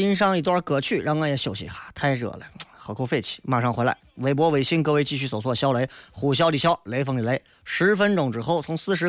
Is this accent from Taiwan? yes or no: no; China; 作为中国的老祖宗留下来的东西，我觉得我们中国人还是抓住了一些。